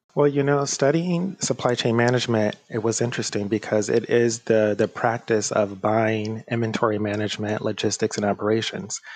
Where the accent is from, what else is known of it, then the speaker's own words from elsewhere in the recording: Detroit, Michigan, United States; moved away as an adult; now in Brooklyn, New York, United States; Growing up in the Motor City, most of my friends and also uh, classmates decided that they would go into the auto industry